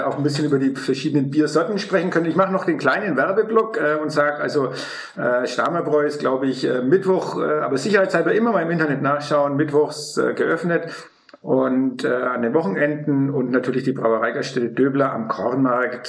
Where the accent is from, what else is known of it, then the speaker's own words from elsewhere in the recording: Middle Franconia, Bavaria, Germany; Ich selber bin ja ein Mittelfranke